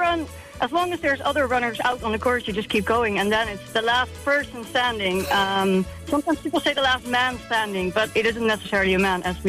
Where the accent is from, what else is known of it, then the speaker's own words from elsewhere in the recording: Netherlands; moved away as an adult; now in Kerry, Ireland; So I was born in the Netherlands, which isn't known for the hills. But I love being out in the mountains. So I moved to Ireland a couple of years ago and Kerry just kept calling. So that's where I ended up.